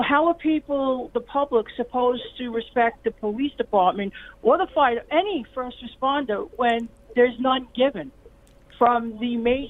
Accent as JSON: {"language": "English", "region": "New York", "country": "United States", "moved": "yes", "lives_now": "Delaware, United States", "said": "you could tell I'm a New Yorker."}